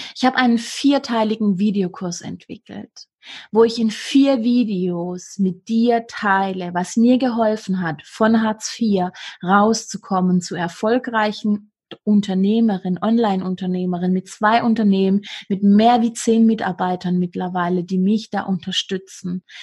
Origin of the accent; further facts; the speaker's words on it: Swabia, Germany; accent: Swabian; ich bin aus dem Schwabenland, ich darf frägst benutzen